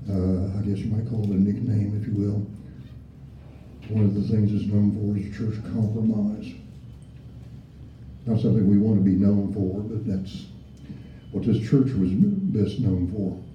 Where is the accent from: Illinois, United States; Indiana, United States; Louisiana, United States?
Indiana, United States; I came from Indiana. We had to go down more than three feet to, to do that kind of stuff, you know.